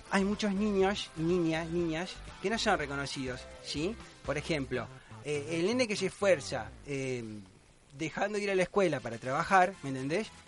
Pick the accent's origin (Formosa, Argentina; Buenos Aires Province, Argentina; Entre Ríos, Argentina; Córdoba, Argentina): Córdoba, Argentina; Yo soy de Córdoba.